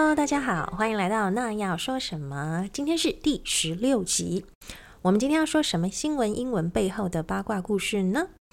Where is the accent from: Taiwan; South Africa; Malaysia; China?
Taiwan; 我们在台湾长大